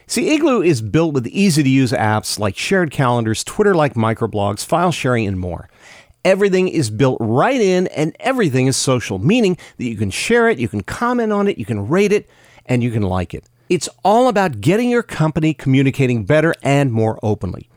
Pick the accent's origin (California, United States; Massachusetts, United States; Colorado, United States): California, United States; Bay Area; I grew up in the Bay Area. I knew people when I was a kid who worked at H P